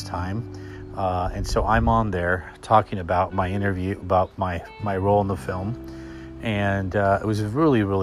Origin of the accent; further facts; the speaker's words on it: Los Angeles, California, United States; also born or lived in New York City; I grew up in Los Angeles. I was born and raised